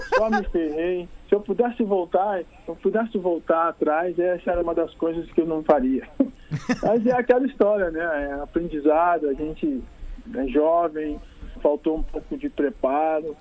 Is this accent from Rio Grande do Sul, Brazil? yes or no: yes; Rio Grande do Sul, Brazil; sendo gaúcho, cara, sendo daqui